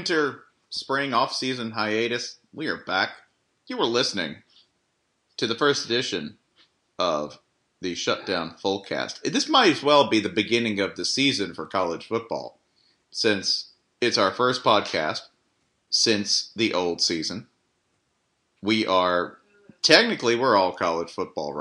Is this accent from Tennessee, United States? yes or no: yes; Franklin, Tennessee, United States; my hometown of Franklin, Tennessee